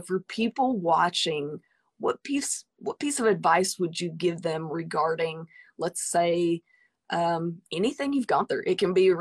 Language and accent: English; the South, United States; I'm from the South